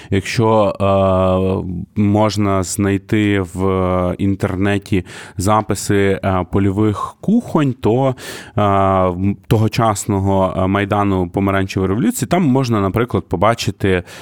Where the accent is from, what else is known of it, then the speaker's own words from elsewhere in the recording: Kyiv, Ukraine; Дорогі друзі, я із Києва.